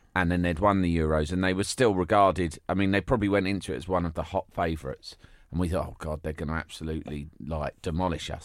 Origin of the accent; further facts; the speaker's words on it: London, United Kingdom; growing up in London